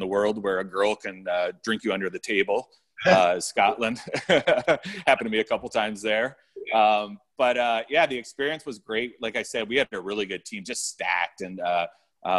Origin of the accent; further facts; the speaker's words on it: Amherstburg, Ontario, Canada; moved away as an adult; I grew up in Amherstburg, Ontario, playing for the North Stars